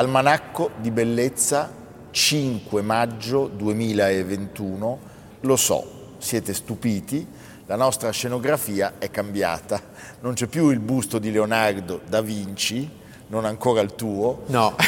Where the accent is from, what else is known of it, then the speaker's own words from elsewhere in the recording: Milan, Lombardy, Italy; orgoglio meneghino